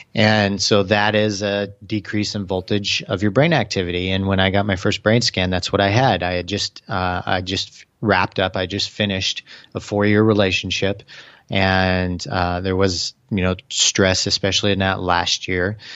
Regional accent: Kansas City, United States; now in Austin, United States; Kansas City, uh, going back home

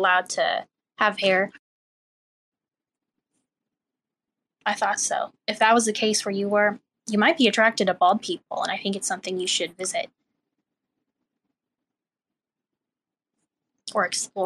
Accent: Missouri, United States

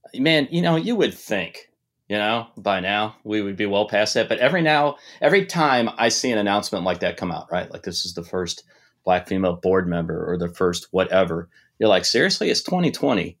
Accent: Detroit, Michigan, United States; I grew up in Detroit, um, in the seventies and eighties.

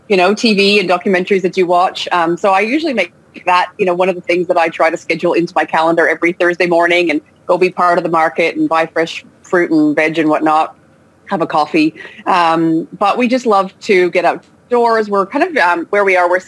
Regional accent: Canada; also born or lived in Australia; now in France; I was born in France. I grew up in Canada, but then I spent the last 17 years in Australia before moving back to France uh, with my family, you know, as a, as, a, as a grown adult.

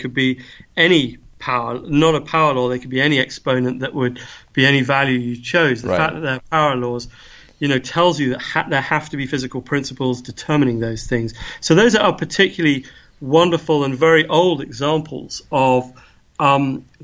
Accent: England, United Kingdom; now in Edinburgh, United Kingdom; I come from England

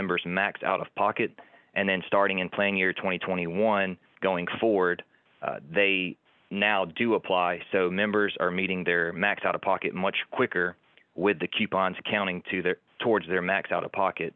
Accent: Montgomery, Alabama, United States; also born or lived in Fort Walton Beach, Florida; I was born and raised in Montgomery, Alabama

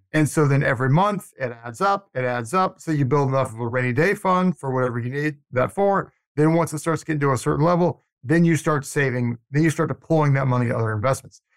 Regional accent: Atlanta, Georgia, United States; moved away as an adult; now in Tallahassee, United States; I grew up in Atlanta

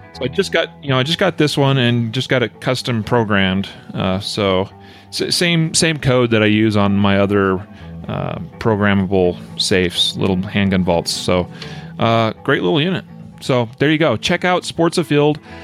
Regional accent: United States; also born or lived in Wyoming; growing up in Idaho and Wyoming

